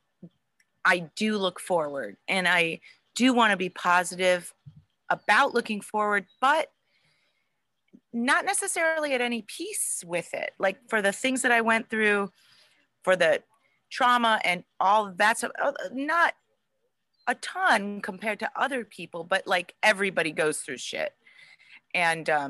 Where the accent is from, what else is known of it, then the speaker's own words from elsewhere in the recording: Cleveland, Ohio, United States; I grew up in Cleveland, and WMMS was like the thing to listen